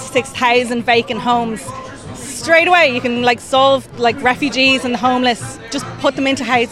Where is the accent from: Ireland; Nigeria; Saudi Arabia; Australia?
Ireland; Dublin, Leinster; with my parents, self-employed, single, can't rent, can't afford to rent, can't get a mortgage, and I'm not allowed to build because I'm from Dublin